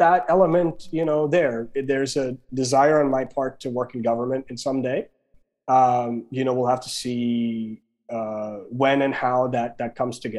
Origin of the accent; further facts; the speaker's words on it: India; moved away; growing up in India